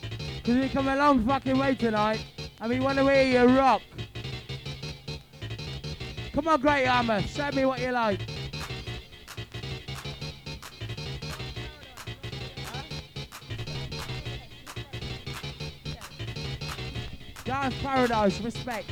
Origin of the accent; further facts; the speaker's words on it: Leamington Spa, West Midlands, United Kingdom; We come from Leamington Spa